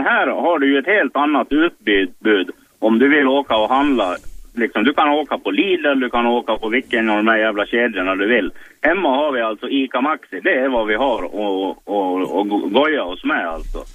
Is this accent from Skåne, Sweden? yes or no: no; Mora, Dalarna County, Sweden; also born or lived in Stockholm; jag är från Mora, men jag ringer ifrån norra stan.